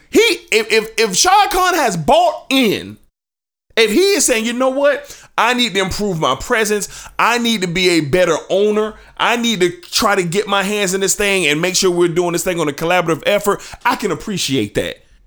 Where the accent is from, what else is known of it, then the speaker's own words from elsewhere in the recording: Jacksonville, Florida, United States; my hometown. Well, because I live here